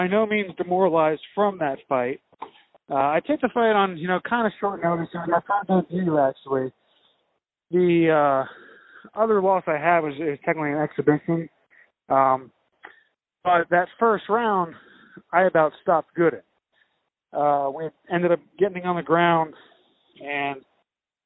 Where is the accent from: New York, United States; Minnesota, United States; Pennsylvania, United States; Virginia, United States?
New York, United States; Spring Valley; now in South Carolina, United States; I grew up in Spring Valley